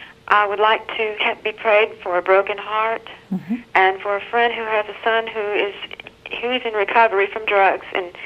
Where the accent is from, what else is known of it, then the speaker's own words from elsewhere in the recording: Ocean Springs, Mississippi, United States; I'm from Ocean Springs, Mississippi.